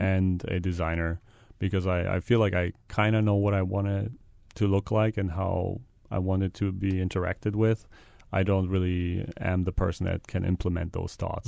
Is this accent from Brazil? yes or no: no; Germany; moved away as an adult; now in Hawaii, United States; I'm from Germany.